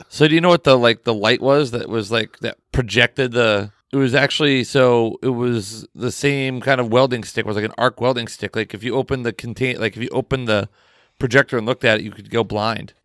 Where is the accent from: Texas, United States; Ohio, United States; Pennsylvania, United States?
Pennsylvania, United States; I'm from Pennsylvania